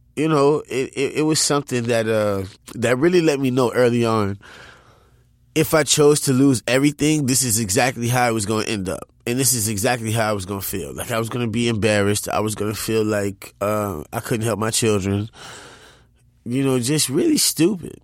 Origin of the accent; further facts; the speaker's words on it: New Orleans, Louisiana, United States; I'm from New Orleans.